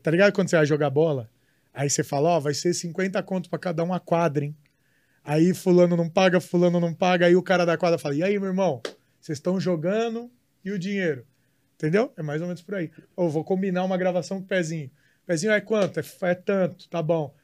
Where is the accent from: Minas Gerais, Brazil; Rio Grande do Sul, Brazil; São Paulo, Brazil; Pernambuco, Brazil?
São Paulo, Brazil; São Bernardo do Campo; Minha terra, nasci em São Bernardo